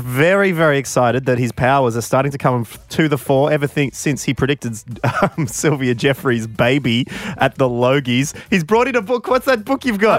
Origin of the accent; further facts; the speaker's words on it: Warrnambool, Victoria, Australia; growing up in Warrnambool, we definitely had more goths